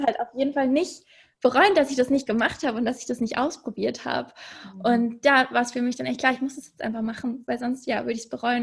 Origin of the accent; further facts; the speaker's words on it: Munich, Bavaria, Germany; moved away as an adult; also born or lived in Hamburg / Copenhagen; Ich komme ursprünglich aus München und ähm, habe dort eigentlich fast mein ganzes Leben gewohnt